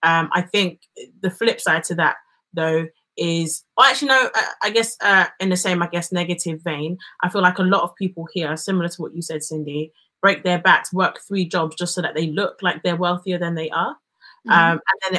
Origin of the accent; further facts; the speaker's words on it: Nigeria; because we're still Nigerian